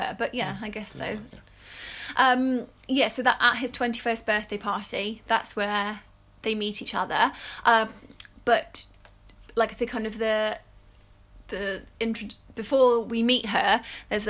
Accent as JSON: {"language": "English", "region": "England", "country": "United Kingdom", "said": "we're English"}